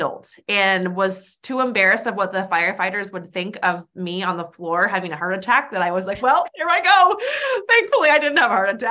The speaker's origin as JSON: {"language": "English", "region": "Alaska", "country": "United States", "tie": "born or raised there", "said": "I was born and raised in Alaska, small town Alaska"}